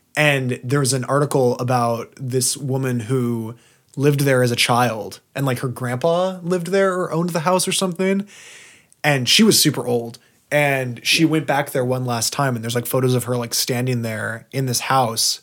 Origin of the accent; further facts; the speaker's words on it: Southern Oregon, United States; now in Portland, United States; actually in Southern Oregon near my hometown